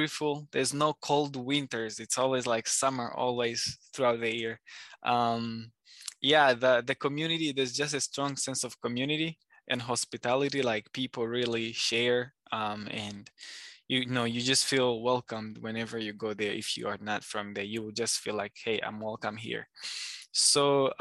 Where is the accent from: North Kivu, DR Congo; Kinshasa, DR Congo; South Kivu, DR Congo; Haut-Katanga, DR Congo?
North Kivu, DR Congo; also born or lived in Rwanda; now in Virginia, United States; I am from the eastern part, a province called the North Kivu, which is like North Kivu in English. So that's where I'm from, born and raised.